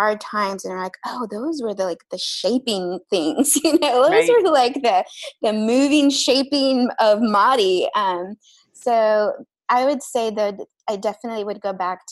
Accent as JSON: {"language": "English", "region": "Texas", "country": "United States", "tie": "born or raised there", "also_born_or_lived": "Mexico", "said": "I'm Mexican, and I was born in Mexico, but we grew up in Texas. So that was the pretty much all of my life was there."}